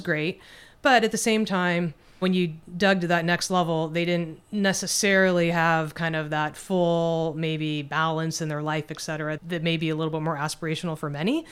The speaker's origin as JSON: {"language": "English", "town": "Los Angeles", "region": "California", "country": "United States", "tie": "born or raised there", "lives_now": "Northern California, United States", "said": "I grew up in the suburbs of L A."}